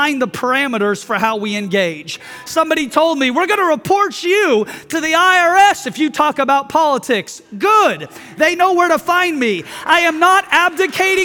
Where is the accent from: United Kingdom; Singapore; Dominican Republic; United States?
United States; I am a Christian first, and I am an American second